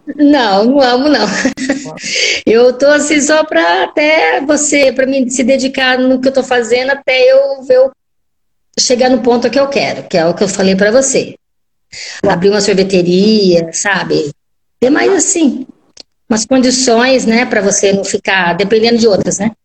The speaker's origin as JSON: {"language": "Portuguese", "town": "Arapongas", "region": "Paraná", "country": "Brazil", "said": "Eu sou de Arapongas, Paraná"}